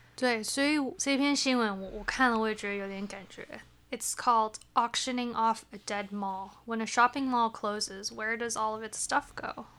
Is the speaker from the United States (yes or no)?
yes; United States; 我们小时候在美国的时候也会常跟朋友去 mall